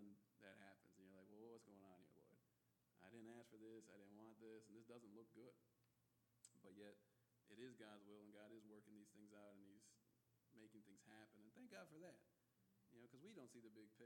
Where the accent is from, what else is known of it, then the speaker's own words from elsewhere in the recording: Midwest, United States; moved away as an adult; also born or lived in Northern California; growing up in the Midwest